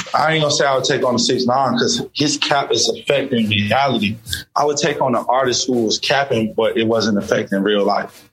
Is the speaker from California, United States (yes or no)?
no; Atlanta, Georgia, United States; I'm from Atlanta